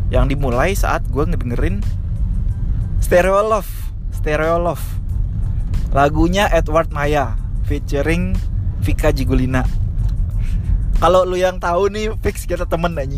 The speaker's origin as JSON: {"language": "Indonesian", "town": "Pekanbaru", "region": "Riau", "country": "Indonesia", "tie": "born or raised there", "said": "gue curiganya yang gue dengerin pas TK tuh itu karena di Pekanbaru tuh uh, eh, oplet atau angkotnya tuh kan pakai sp"}